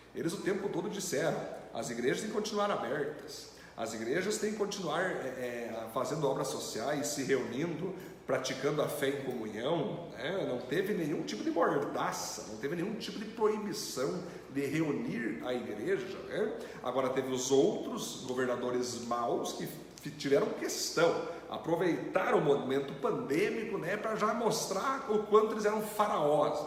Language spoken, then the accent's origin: Portuguese; Brazil; um judeu é, é diferente de nós brasileiros